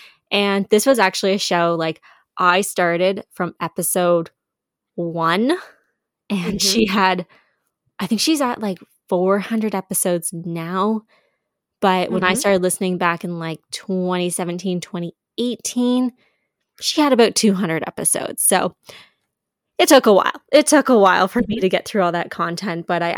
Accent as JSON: {"language": "English", "country": "Canada", "said": "as well, like obviously as a Canadian and as just a female producer."}